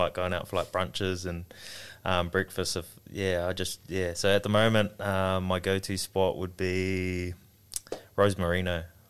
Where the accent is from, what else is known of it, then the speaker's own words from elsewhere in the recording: Auckland, New Zealand; moved away as an adult; now in Bristol, United Kingdom; coming from like Auckland, where I grew up in New Zealand, just way too full on, heaps of traffic, and it's just like gets a little bit crazy at times.